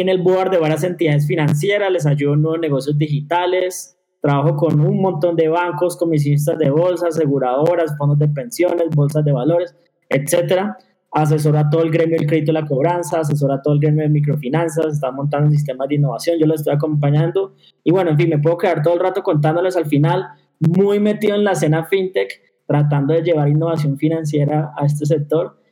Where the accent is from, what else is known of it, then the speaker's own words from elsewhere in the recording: Colombia; Nosotros como colombianos